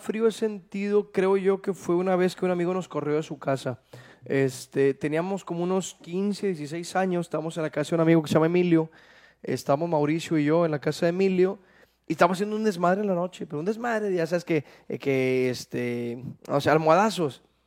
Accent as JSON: {"language": "Spanish", "town": "Santiago", "region": "Nuevo León", "country": "Mexico", "said": "Yo soy de Santiago, Nuevo León"}